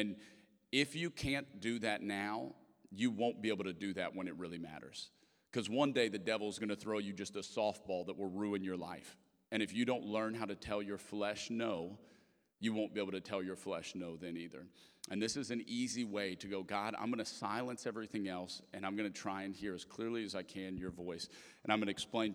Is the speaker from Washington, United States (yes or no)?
no; Lafayette, Louisiana, United States; moved away; I'm from Lafayette, Louisiana